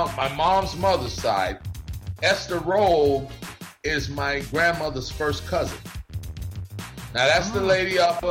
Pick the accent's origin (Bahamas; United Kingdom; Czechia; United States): Bahamas; I actually caught that shit because, you know, I'm from the Bahamas. So when they say, they don't say Scavella over there, they say Scavala.